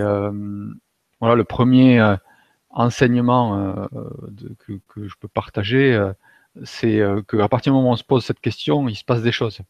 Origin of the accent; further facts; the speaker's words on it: Toulouse, Occitania, France; moved away as an adult; also born or lived in Germany; revenir à Toulouse, donc, qui, est, ma région d'origine